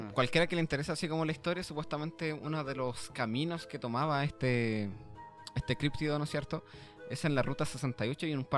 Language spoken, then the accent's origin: Spanish; Vitacura, Santiago Metropolitan Region, Chile; somos de Vitacura, pues, weón